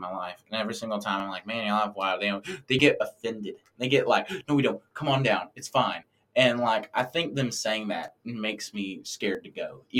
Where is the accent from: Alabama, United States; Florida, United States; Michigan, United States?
Alabama, United States; I'm being from Alabama. I'm used to only like really seeing crows. We don't really have ravens here.